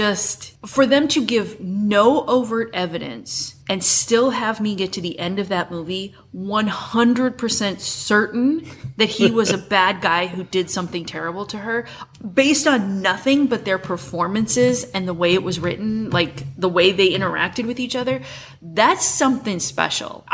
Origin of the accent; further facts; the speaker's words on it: Midwest, United States; a teenage girl growing up in the Midwest